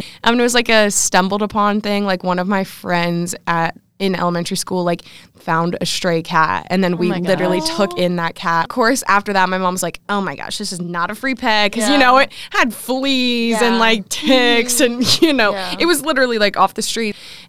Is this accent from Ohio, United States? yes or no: yes; Columbus, Ohio, United States; I'm a sophomore integrated strategic communication major. I'm from Columbus, Ohio